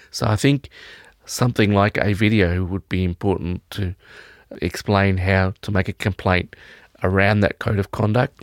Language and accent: English; Victoria, Australia; I'm from Victoria